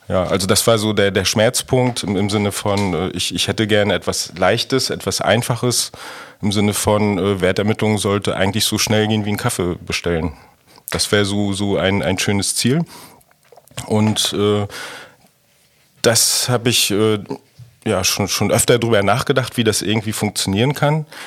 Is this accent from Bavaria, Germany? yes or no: no; Rostock, Mecklenburg-Vorpommern, Germany; Ja, also ich komme komm aus Rostock.